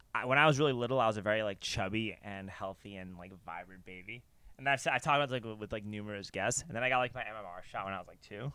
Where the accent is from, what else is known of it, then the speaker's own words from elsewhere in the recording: New York, United States; I grew up in New York